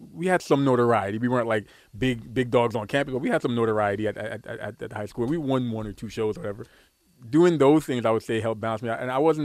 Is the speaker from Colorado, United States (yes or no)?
no; New York City, New York, United States; I grew up in Brooklyn